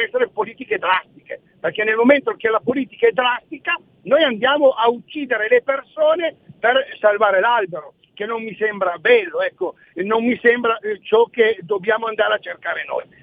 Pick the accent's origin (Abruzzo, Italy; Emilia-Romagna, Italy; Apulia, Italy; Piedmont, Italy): Piedmont, Italy; Torrazza Piemonte; Ho un collega che è di Castellamonte, io sono di Torrazza Piemonte, siamo a 40 km